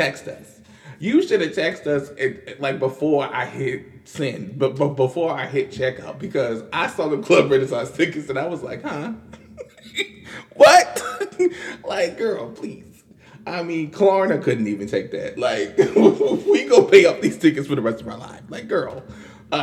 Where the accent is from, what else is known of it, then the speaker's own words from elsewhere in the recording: the North, United States; being a Northerner